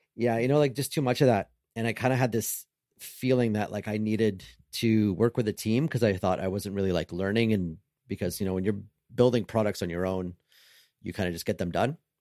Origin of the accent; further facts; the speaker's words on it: Canada; I'm Canadian